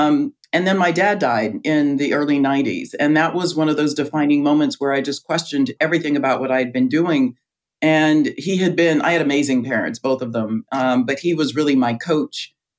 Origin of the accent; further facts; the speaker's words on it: Riverside, California, United States; moved away as an adult; also born or lived in Chicago; I grew up in Riverside, California.